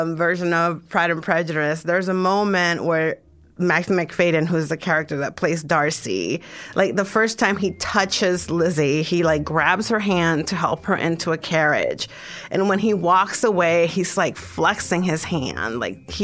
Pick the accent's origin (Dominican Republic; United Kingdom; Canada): Dominican Republic; I'm from the Dominican Republic